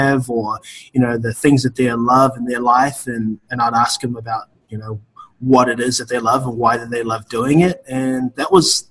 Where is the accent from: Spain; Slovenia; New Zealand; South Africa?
New Zealand; moved away; I am originally from New Zealand, a very small farm town in New Zealand